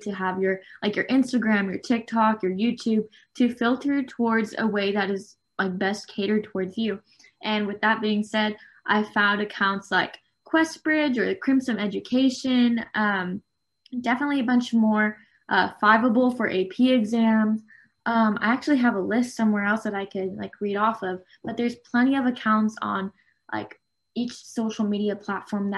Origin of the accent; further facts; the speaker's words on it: Southern California, United States; I am from Southern California